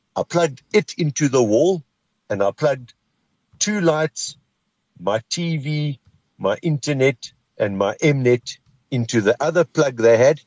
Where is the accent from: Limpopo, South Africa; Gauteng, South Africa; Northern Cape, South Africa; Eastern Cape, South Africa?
Northern Cape, South Africa; Kimberley; moved away; I'm from Kimberley.